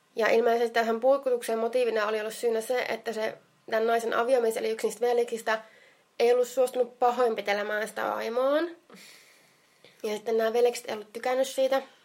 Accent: Jyväskylä, Central Finland, Finland; minä olen Jyväskylästä

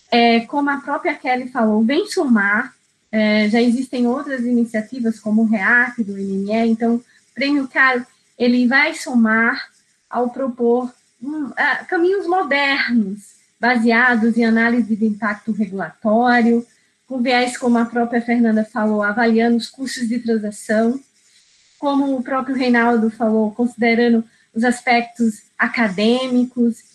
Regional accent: Rio Grande do Norte, Brazil; Eu sou do Rio Grande do Norte, então eu sei o que é o diferencial de uma indústria onshore, porque eu visitei muito a região de Mossoró, Macau, Areia Branca

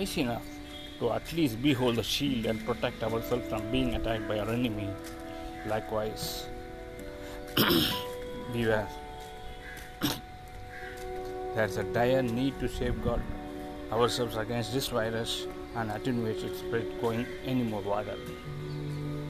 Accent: India; from India

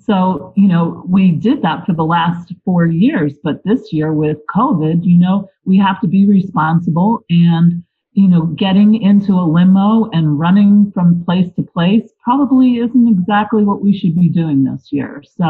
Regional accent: Lebanon, Pennsylvania, United States; I was born in Lebanon, and I am a Lebanon Valley native all my life.

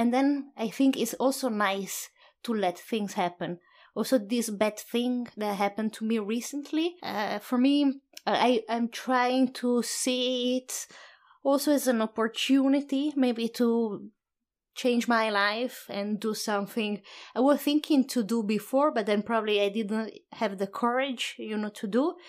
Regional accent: Padua, Veneto, Italy; English is a second language; moved away as an adult; also born or lived in Sydney, Australia / Oslo, Norway / Auckland, New Zealand; it's my hometown

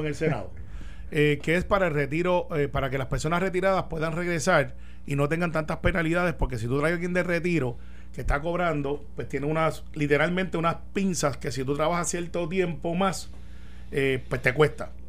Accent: Puerto Rico; así somos los puertorriqueños

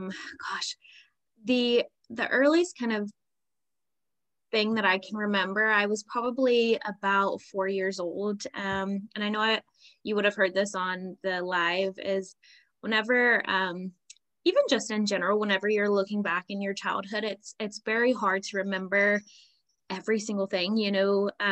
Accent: United States; moved away as an adult; now in Northern Ireland, United Kingdom; I am originally from America, from a military background. So my family traveled a lot. So I don't really like have even a specific state that I would say like I grew up in. But yeah, I've been living here in Northern Ireland for five, almost 6 years now.

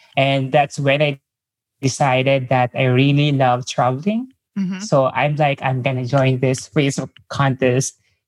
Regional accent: Manila, Metro Manila, Philippines; English is a second language; I'm from Manila, Philippines.

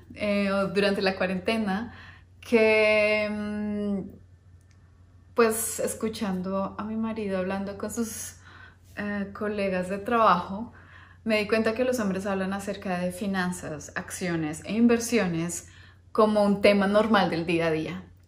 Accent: Bogotá, Colombia; moved away; Yo vengo de Bogotá, Colombia

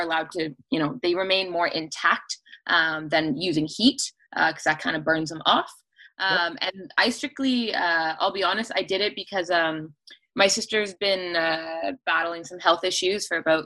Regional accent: Cambridge, Ontario, Canada; I was born and raised in Galt

